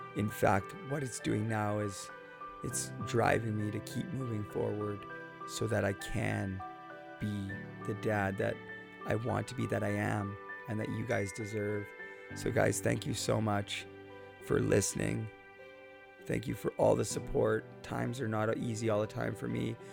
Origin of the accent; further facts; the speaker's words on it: Port Coquitlam, British Columbia, Canada; Port Coquitlam, British Columbia, my hometown